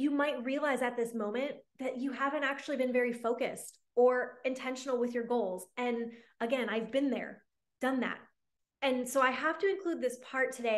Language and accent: English; Michigan, United States; now in Dallas, United States; I live here in Dallas, and my family, I grew up in Michigan.